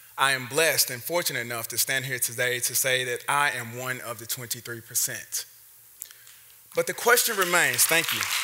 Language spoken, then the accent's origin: English; Memphis, Tennessee, United States; my hometown of Memphis, Tennessee